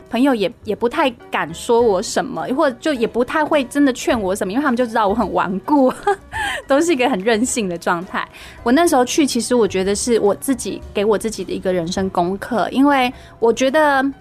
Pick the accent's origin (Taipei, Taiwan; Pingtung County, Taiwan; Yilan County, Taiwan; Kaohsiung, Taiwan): Kaohsiung, Taiwan; 我高雄人嘛